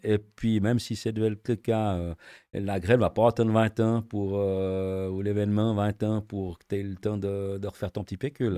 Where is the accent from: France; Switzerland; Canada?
Switzerland; on est Suisse